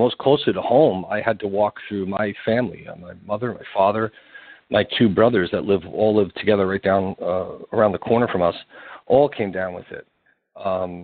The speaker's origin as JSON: {"language": "English", "region": "New York", "country": "United States", "tie": "born or raised there", "said": "I'm born and raised in New York"}